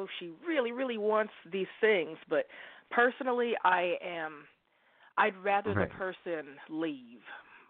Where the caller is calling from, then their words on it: Oregon, United States; I'm calling you from Oregon.